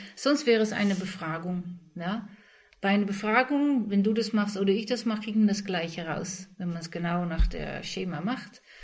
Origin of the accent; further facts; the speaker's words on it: Netherlands; ich als Holländer